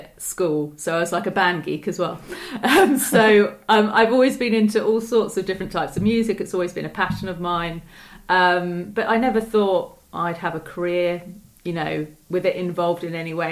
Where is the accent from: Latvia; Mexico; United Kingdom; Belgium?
United Kingdom; Chertsey, South East England; also born or lived in Southampton; I was born in Chertsey, and I've grown up in Surrey